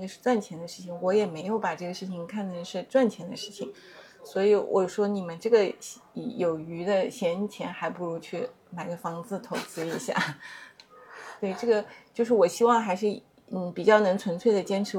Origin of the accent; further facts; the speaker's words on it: Hangzhou, Zhejiang, China; moved away; 我我我也是就是土生土长杭州人嘛，